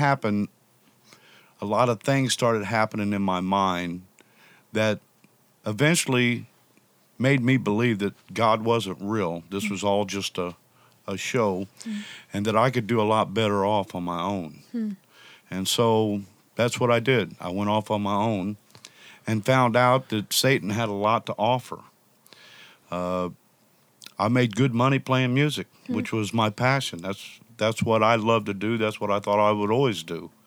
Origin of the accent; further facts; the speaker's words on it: Indianapolis, Indiana, United States; moved away as an adult; also born or lived in Chicagoland area, Illinois; Grew up in Indianapolis. About 33 years old, I moved from Indianapolis up to the Chicagoland area